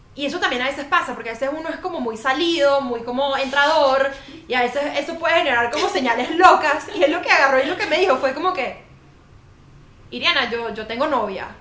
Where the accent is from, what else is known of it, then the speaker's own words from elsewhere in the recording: Venezuela; moved away as an adult; now in Colombia; como venezolanos